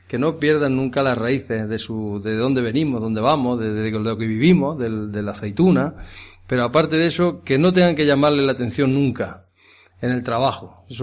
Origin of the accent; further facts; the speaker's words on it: Villacarrillo, Andalusia, Spain; born there; nací en Villacarrillo, pero me llevaron casi desde aquí, desde el Cortijo.